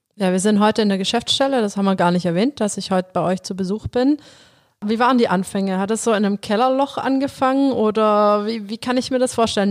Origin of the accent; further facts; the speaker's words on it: Metzingen, Baden-Württemberg, Germany; Mein Papa, der ist Abteilungsleiter geworden bei uns in Metzingen